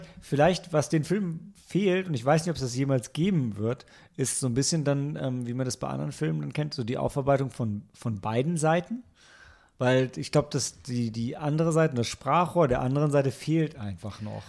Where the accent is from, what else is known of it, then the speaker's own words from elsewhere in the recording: Germany; als Deutscher